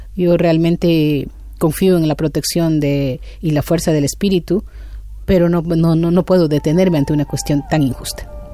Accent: Sarayaku, Pastaza, Ecuador; mi pueblo Sarayacu se sitúa en el centro sur de la Amazonía de Ecuador

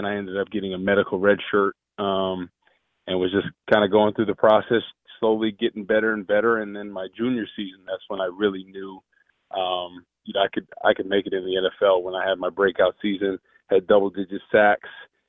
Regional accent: Rutherford, New Jersey, United States; now in Chicago, United States; I grew up in Rutherford, New Jersey, right down the street from Giant Stadium. We're about 20 minutes from New York City.

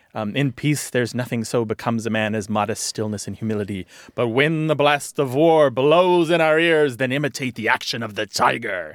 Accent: Missouri, United States; moved away; I'm originally from Missouri

